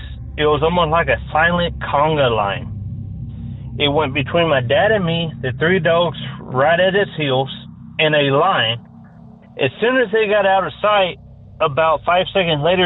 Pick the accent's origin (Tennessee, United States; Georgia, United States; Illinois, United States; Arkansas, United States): Tennessee, United States; now in California, United States; I'm originally from Tennessee